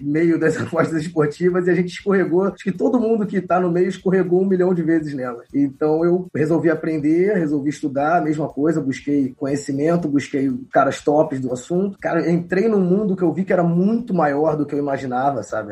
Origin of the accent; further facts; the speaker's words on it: Rio de Janeiro, Brazil; sou aqui do Rio de Janeiro